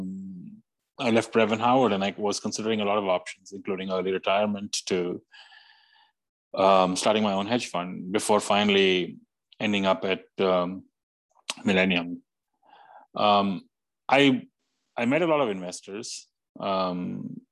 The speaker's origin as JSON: {"language": "English", "country": "India", "tie": "born or raised there", "moved": "as an adult", "lives_now": "New York, United States", "said": "growing up in India, becoming an electrical engineer, hating electrical engineering, coming to the US"}